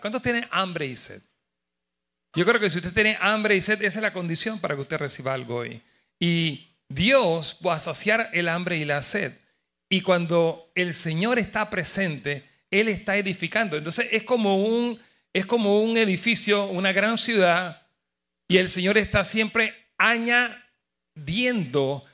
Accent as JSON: {"language": "Spanish", "country": "Panama", "said": "con mi esposa somos panameños los dos"}